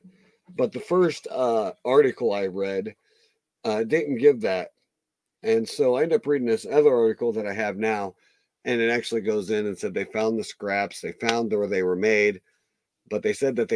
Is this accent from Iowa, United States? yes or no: yes; Iowa, United States; I'm from Iowa. We're both from Iowa. Closer to the Missouri border